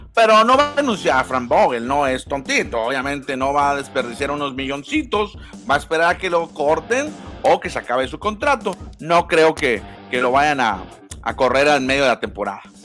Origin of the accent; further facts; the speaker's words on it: Mexico; como mexicanos